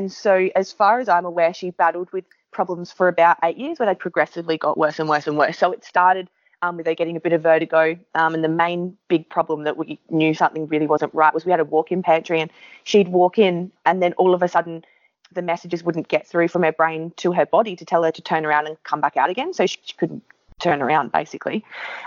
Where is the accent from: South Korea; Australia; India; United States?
Australia; Adelaide Hills, South Australia; So I was born in the Adelaide Hills